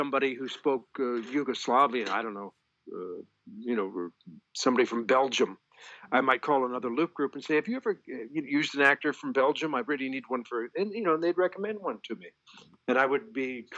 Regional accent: Toronto, Ontario, Canada; I'm from Toronto, Canada

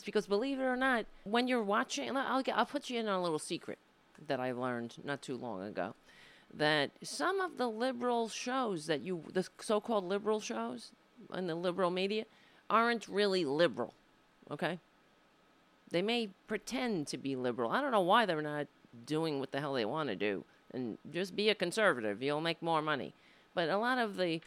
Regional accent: United States; I was born here in the United States, not in Ireland

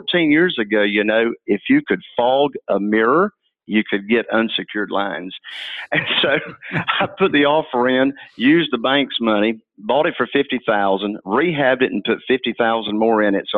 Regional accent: Morehead City, North Carolina, United States; This is where I was born and raised. It's a real small town. Morehead City itself only has 8,000 people

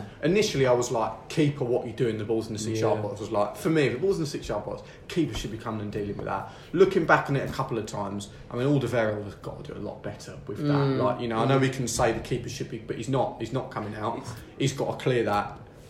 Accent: England, United Kingdom; I'm not Welsh. I'm English.

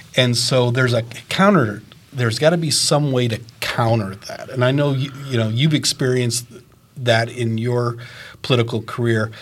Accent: Maine, United States; now in Fishers, United States; I grew up in Maine

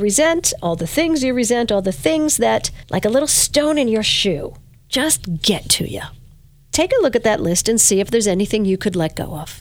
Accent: Verplanck, New York, United States; when I was a little girl growing up in Verplank, I lived in a brown house

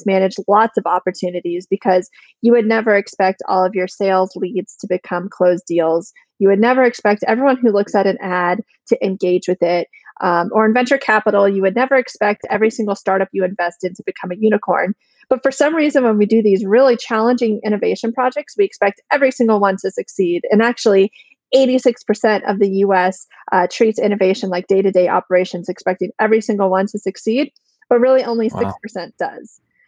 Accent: Plano, Texas, United States; So from the Plano-Richardson area, I went to J.J. Pierce High

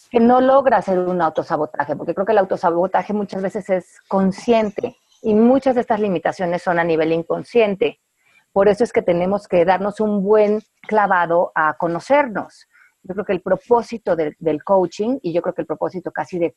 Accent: Mexico; es que como yo soy mexicana, pues yo no puedo esto.

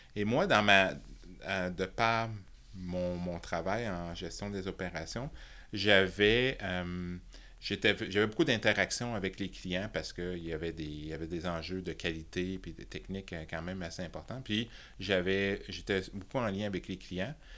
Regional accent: Thetford Mines, Quebec, Canada; also born or lived in Toronto; Je suis né à Toronto, et, mais ah, j'ai été, élevé à, Tetford Mines de toutes les places

